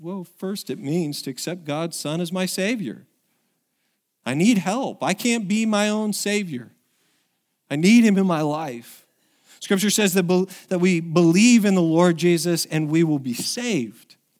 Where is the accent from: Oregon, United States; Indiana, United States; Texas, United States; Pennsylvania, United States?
Oregon, United States; moved away; it's been seventeen years since I was back in, in, in my hometown